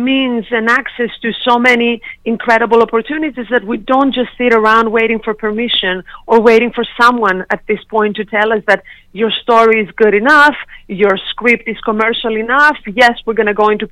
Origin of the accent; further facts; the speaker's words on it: Sindos, Central Macedonia, Greece; moved away; back home in a small town in Greece, when I was born and raised in Europe